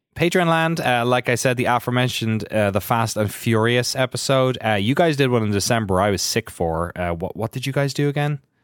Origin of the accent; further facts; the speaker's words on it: Ireland; Irish guy